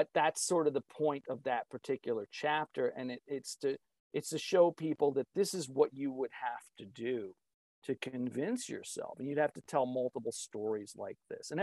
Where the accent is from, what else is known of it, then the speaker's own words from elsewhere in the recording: East Coast, United States; moved away as an adult; now in Midwest, United States; I grew up on the East Coast, but now I live in the Midwest. I've been here for 25 years